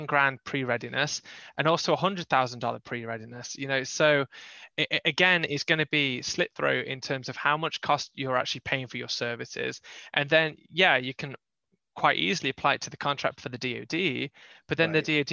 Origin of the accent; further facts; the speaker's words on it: England, United Kingdom; moved away as an adult; now in North Carolina, United States; I'm from England.